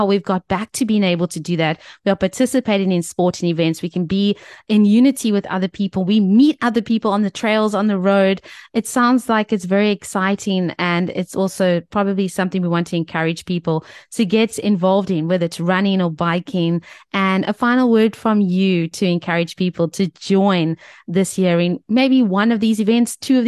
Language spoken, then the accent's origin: English; Cape Town, Western Cape, South Africa; We're from Cape Town.